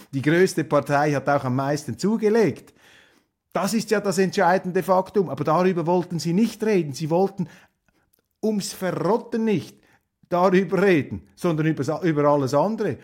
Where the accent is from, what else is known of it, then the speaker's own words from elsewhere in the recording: Switzerland; als Schweizer